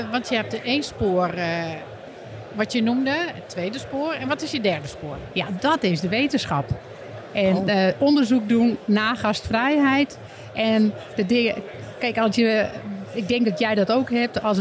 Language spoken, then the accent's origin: Dutch; Friesland, Netherlands; nou, sommige mensen kunnen het ook wel horen dat ik uit Friesland kom.